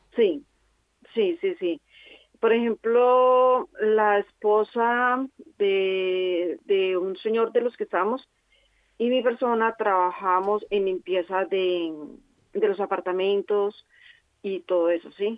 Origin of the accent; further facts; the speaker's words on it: Colombia; moved away as an adult; now in Formentera, Spain; nosotros venimos de Colombia